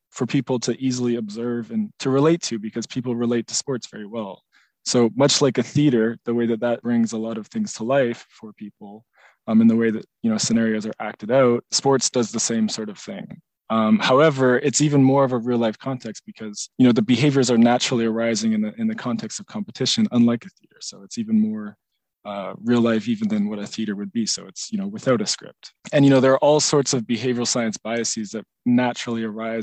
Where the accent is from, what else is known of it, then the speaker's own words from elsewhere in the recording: Canada; being a Canadian